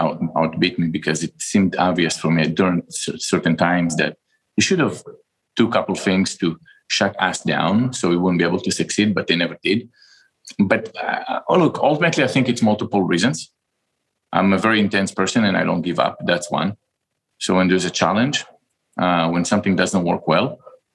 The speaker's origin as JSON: {"language": "English", "country": "Israel", "moved": "as an adult", "lives_now": "United States", "said": "I'm from Israel. And when I finished the military service, I came down here to the United States and I went to business school"}